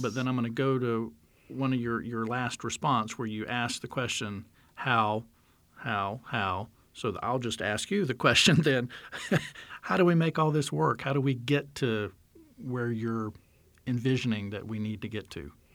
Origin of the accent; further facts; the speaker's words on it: North Carolina, United States; I grew up in North Carolina.